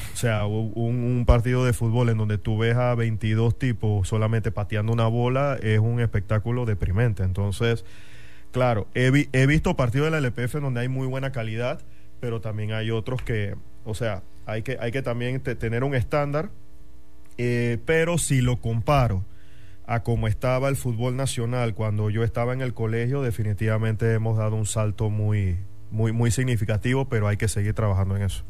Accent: David, Chiriquí, Panama; also born or lived in Madrid, Spain; now in Panama City, Panama; soy de allá y, nací allá y crecí allá

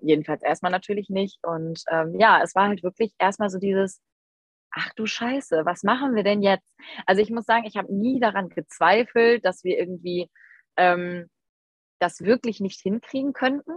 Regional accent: near Düsseldorf, North Rhine-Westphalia, Germany; ich komme aus der Nähe von Düsseldorf

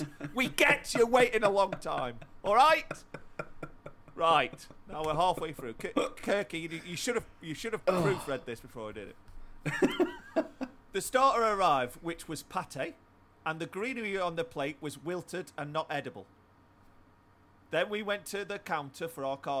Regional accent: Cresswell, United Kingdom; which is actually the village next to where I grew up in Cresswell.

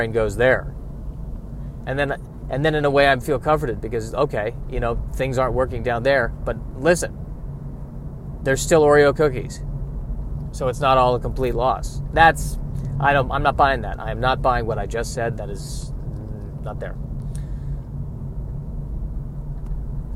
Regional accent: United States; I'm an American

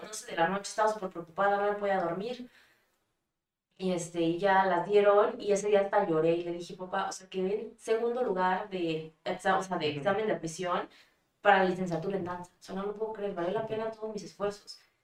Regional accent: Mexico; also born or lived in Germany; now in Puebla, Mexico; soy mexicana

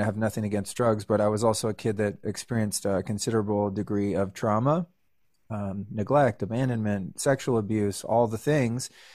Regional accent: Northern California, United States; I grew up in Northern California

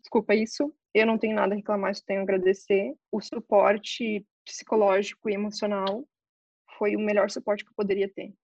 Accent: Novo Hamburgo, Rio Grande do Sul, Brazil; moved away as an adult; Eu nasci em Novo Hamburgo e eu tive uma infância, ao meu ver, maravilhosa.

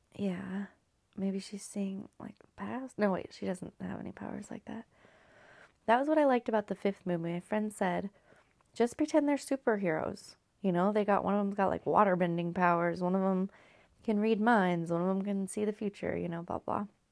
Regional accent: California, United States; now in Washington, United States; Growing up in California

